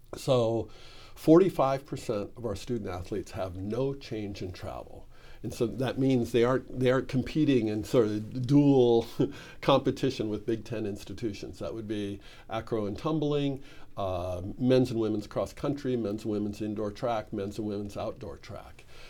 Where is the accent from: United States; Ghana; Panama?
United States; Midwest; moved away as an adult; now in Oregon, United States; I come from the Midwest